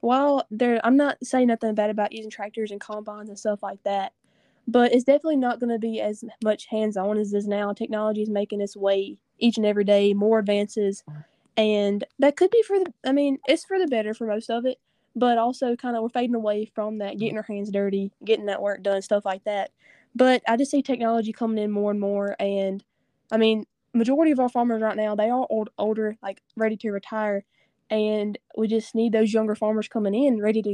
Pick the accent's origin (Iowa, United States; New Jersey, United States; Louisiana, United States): Louisiana, United States; Northeast; I am in from North Louisiana.